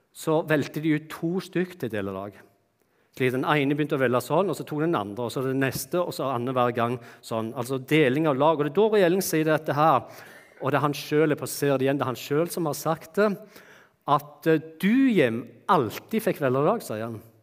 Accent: Bryne, Rogaland, Norway; moved away; jeg kommer fra det vakre Jæren og Bryne. Og slik som det var når jeg vokste opp, da, så vokste jeg opp eh, hjemme i et hus som bare var et steinkast, et kort steinkast fra Bryne stadion

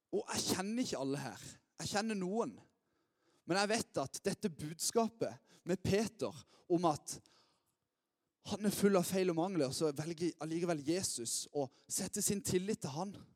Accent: Lyngdal, Agder, Norway; now in Lista, Norway; jeg er oppvokst her i Lyngdal

